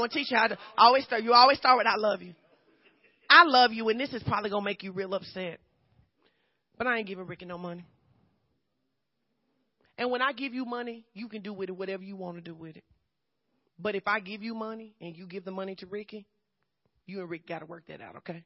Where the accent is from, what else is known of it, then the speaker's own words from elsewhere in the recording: Fordyce, Arkansas, United States; moved away; I grew up in Fordyce, Arkansas, southern Arkansas.